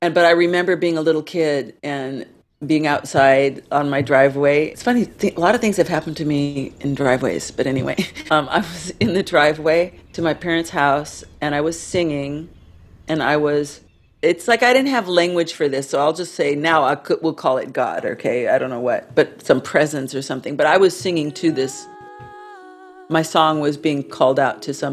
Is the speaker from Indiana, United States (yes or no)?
no; West Covina, California, United States; I grew up in Southern California, about an hour east of Los Angeles, in a little place called West Covina